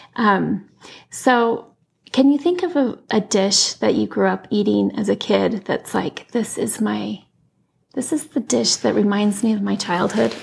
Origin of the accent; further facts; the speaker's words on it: Utah, United States; moved away as an adult; also born or lived in Washington, D.C.; I grew up in Utah went to Brigham Young University, and after I graduated, I moved to Washington, D.C.